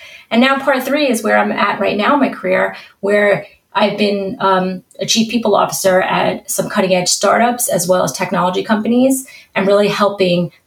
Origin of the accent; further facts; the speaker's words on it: New York City, New York, United States; accent: New York; I have a nice New York accent. So I was born and bred in New York.